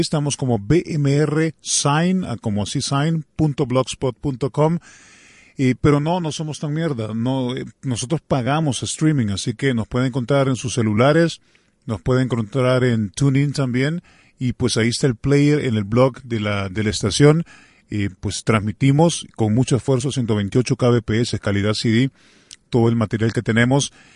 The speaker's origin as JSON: {"language": "Spanish", "country": "El Salvador"}